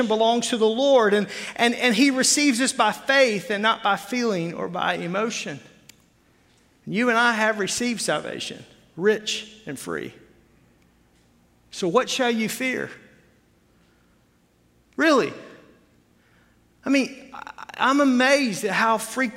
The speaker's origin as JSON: {"language": "English", "region": "Arkansas", "country": "United States", "tie": "born or raised there", "moved": "as an adult", "lives_now": "Wisconsin, United States", "said": "where I grew up in Arkansas"}